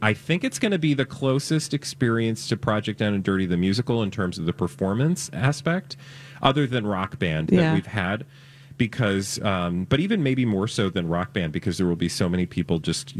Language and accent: English; United States; And I'm an American.